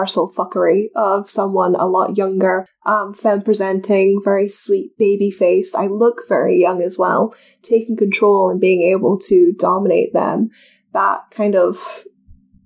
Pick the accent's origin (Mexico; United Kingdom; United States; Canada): United Kingdom; Scotland; accent: Scottish; Americans find my accent more appealing than other Scots